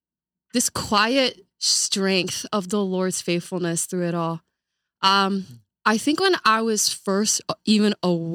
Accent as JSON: {"language": "English", "country": "Kuwait", "tie": "born there", "said": "I was born in Kuwait, so having that kind of diverse influence in my life was just something so profound at a very early age in my life."}